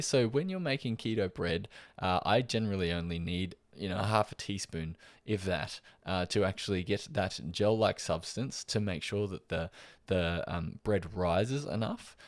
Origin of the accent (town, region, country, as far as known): Australia